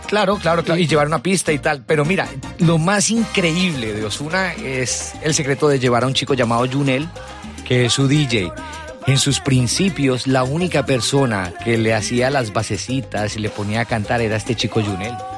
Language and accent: Spanish; Colombia; moved away as an adult; now in Spain; vengo de Colombia, trabajé mucho tiempo en Caracol Radio